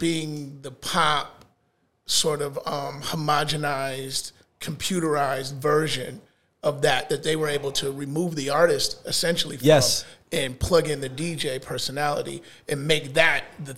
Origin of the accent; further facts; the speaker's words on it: Chicago, Illinois, United States; now in Atlanta, United States; Growing up in Chicago... the home of house music